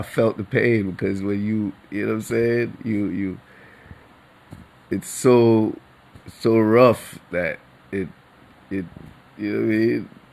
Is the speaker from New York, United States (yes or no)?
yes; New York City, New York, United States; New Yorker for generations